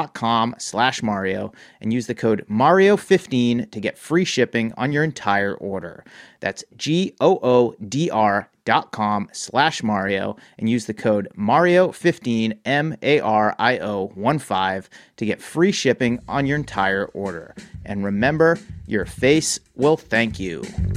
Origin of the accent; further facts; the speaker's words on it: Worcester, Massachusetts, United States; This organization has done a lot for disadvantaged youth and the community in general where I grew up in Worcester.